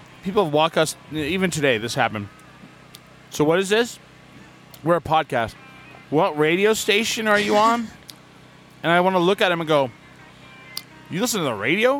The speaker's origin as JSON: {"language": "English", "region": "New Mexico", "country": "United States", "tie": "born or raised there", "said": "All my life. And I'm like, for me, it's New Mexican."}